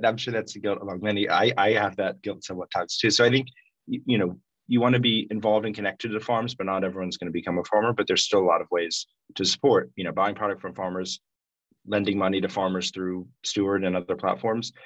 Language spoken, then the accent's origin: English; Washington, District of Columbia, United States; I grew up in Washington, D.C., but always kept those ties